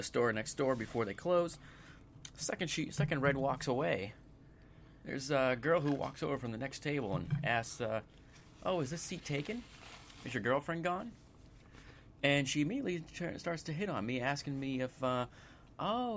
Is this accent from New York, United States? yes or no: no; Boston, Massachusetts, United States; I am from Southie.